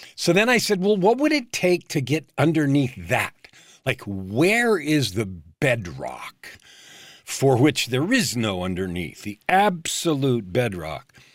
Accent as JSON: {"language": "English", "area": "San Francisco Bay Area", "region": "California", "country": "United States", "tie": "born or raised there", "said": "I grew up in San Francisco Bay Area during the time when hippies showed up"}